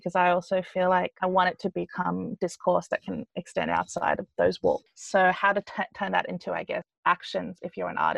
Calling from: Melbourne, Victoria, Australia; So I am speaking from Melbourne.

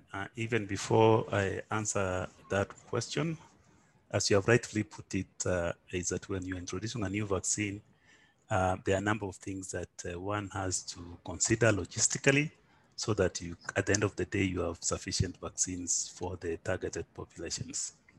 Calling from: Nairobi, Kenya; I'm calling from Nairobi, Kenya.

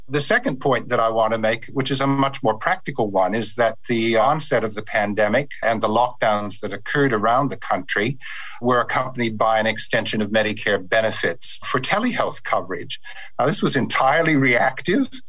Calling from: Perth, Western Australia, Australia; I'm speaking from Perth, um, where I'm on Whadjuk Noongar uh, country.

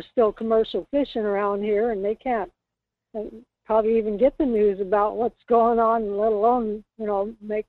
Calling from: Kodiak, Alaska, United States; It's … calling from Kodiak.

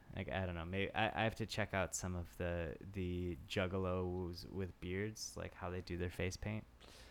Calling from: Tokyo, Japan; calling from Tokyo.

